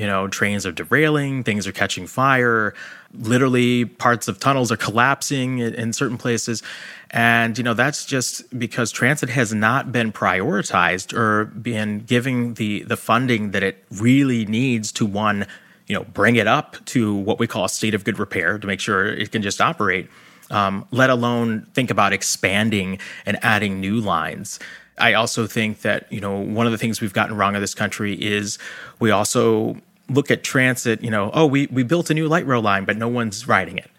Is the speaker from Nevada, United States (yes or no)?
no; Baltimore, Maryland, United States; I grew up in Baltimore, and Baltimore does have a subway